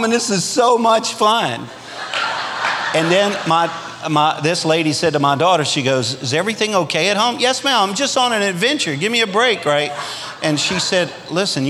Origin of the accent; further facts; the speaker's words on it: Louisiana, United States; now in Arkansas, United States; I'm a Cajun from Louisiana, which means that we'll eat anything that lives in a ditch.